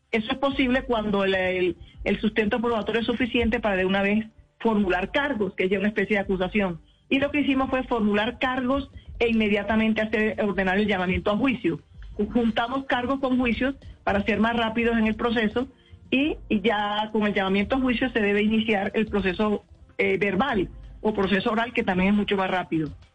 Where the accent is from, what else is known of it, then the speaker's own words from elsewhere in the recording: Barranquilla, Atlántico, Colombia; moved away as an adult; now in Bogotá, Colombia; Somos barranquilleras